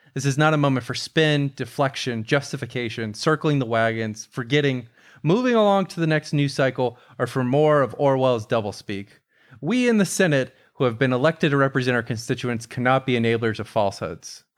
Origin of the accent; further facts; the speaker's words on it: Tampa, Florida, United States; Tampa, my hometown